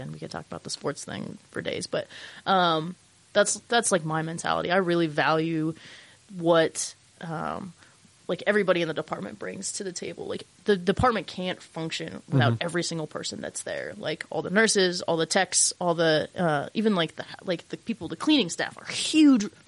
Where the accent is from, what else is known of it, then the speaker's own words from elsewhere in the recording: Logan, Utah, United States; I grew up in Utah